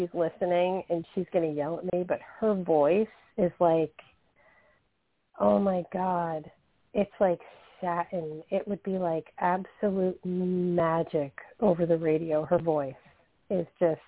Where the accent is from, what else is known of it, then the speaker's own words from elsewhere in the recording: New Jersey, United States; We're both from Jersey.